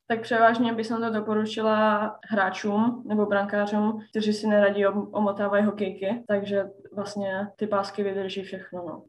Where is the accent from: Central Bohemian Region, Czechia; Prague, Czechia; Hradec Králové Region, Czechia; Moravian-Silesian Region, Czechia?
Moravian-Silesian Region, Czechia; Ostrava; moved away as an adult; now in Sweden; pocházím z Ostravy